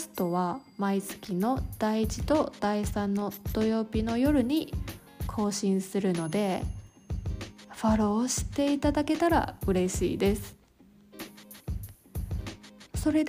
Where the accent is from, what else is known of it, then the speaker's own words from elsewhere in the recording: Ershui, Changhua County, Taiwan; Hello，大家好， … 我来自台湾中部的一个非常非常小的乡镇。有多小呢？我的故乡是全县人口最少的地方，老人很多，年轻人很少。